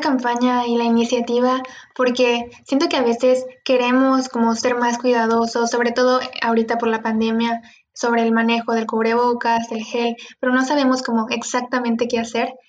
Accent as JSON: {"language": "Spanish", "town": "Cozumel", "region": "Quintana Roo", "country": "Mexico", "said": "yo soy de Cozumel, estoy en una isla"}